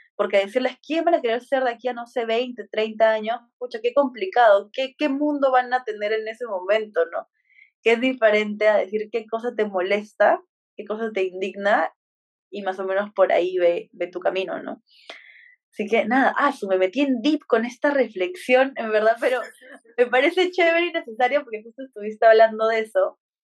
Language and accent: Spanish; Peru; los dos somos de Perú